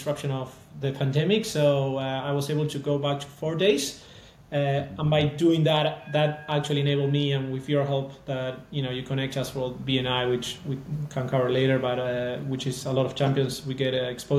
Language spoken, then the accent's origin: English; Argentina; moved away; So I'm also from Argentina